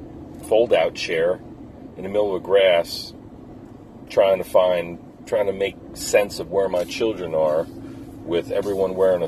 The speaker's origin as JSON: {"language": "English", "area": "Jersey Shore, Ocean County", "region": "New Jersey", "country": "United States", "tie": "born or raised there", "also_born_or_lived": "Lansdale, Pennsylvania", "moved": "yes", "said": "I was born and raised in the Jersey Shore, Ocean County."}